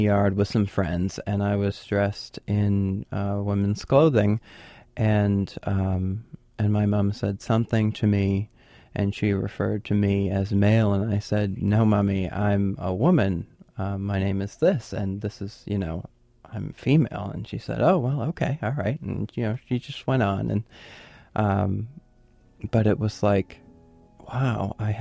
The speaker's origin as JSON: {"language": "English", "town": "South Portland", "region": "Maine", "country": "United States", "said": "I'm from South Portland"}